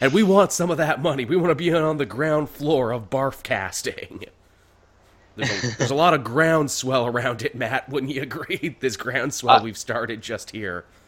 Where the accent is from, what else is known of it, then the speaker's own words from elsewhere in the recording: Canada; as a Canadian